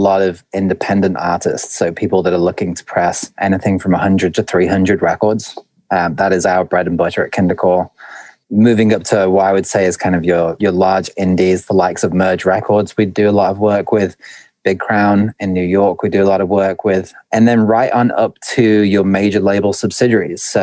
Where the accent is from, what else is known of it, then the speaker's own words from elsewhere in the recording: Stoke-on-Trent, West Midlands, United Kingdom; moved away as an adult; now in United States; my accent's a little bit muddy, but originally I was born in the north of England in a place called Stoke-on-Trent, and I've been an expat in the US for, I think, going on 7 or 8 years now